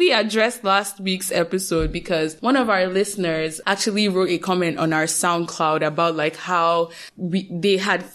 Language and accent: English; Nigeria; we are Nigerian, we kept bouncing between being Nigerian